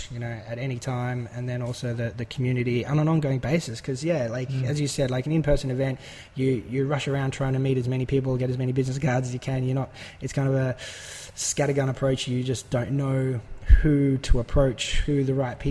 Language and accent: English; Australia; we're both Australian